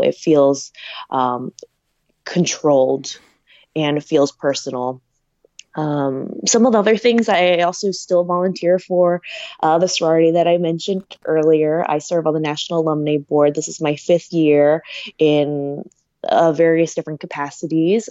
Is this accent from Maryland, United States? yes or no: no; Delaware, United States; moved away as an adult; also born or lived in Pennsylvania; I grew up in Delaware